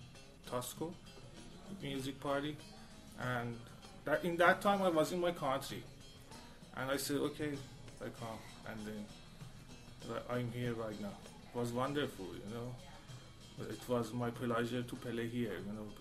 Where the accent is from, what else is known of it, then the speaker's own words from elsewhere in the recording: Isfahan, Iran; English is a second language; I'm from Iran. I'm born in Isfahan city